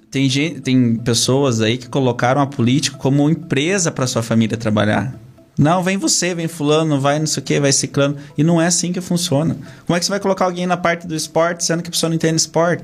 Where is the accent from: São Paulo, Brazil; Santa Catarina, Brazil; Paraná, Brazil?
Paraná, Brazil; Castro; Sou de Castro, natural da cidade de Castro. Nasci no interior aqui de Castro.